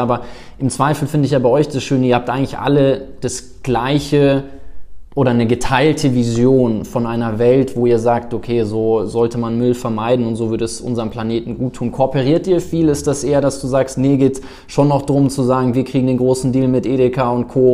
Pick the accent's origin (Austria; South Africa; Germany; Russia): South Africa; moved away; ich bin in Afrika, in Südafrika groß geworden